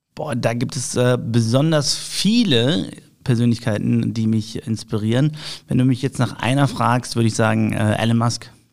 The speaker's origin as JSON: {"language": "German", "town": "Düsseldorf", "region": "North Rhine-Westphalia", "country": "Germany", "tie": "born or raised there", "said": "Ich bin gebürtiger Düsseldorfer, also in mir fließt äh, das Düsseldorfer Blut"}